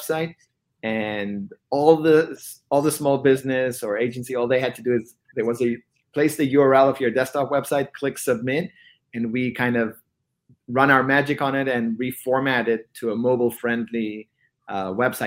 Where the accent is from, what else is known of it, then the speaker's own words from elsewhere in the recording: Israel; moved away as an adult; now in Bay Area, United States; born and raised in Israel, eventually relocated to the Bay Area